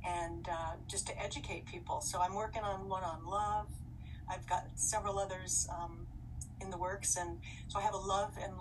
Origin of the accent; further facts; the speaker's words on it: Los Angeles, California, United States; I was born in the Queen of Angels Hospital in Los Angeles, the City of Angels.